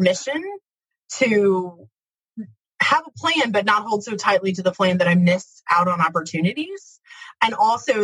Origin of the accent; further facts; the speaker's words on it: Midwest, United States; I'm from the Midwest, pretty blue-collar, hardworking kind of place